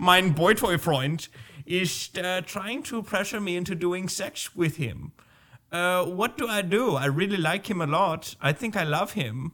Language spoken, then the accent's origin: English; New Jersey, United States; moved away; When I grew up in New Jersey, it was in the eighties